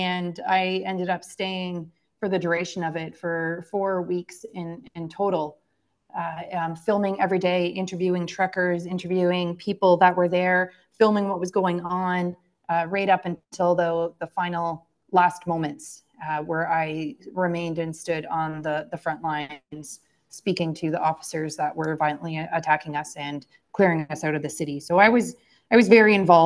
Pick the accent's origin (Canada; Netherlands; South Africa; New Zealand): Canada; London, Ontario; my hometown in London, Ontario